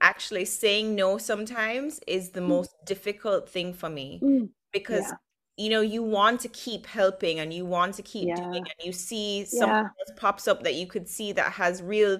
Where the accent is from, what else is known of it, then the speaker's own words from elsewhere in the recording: Jamaica; growing up in Jamaica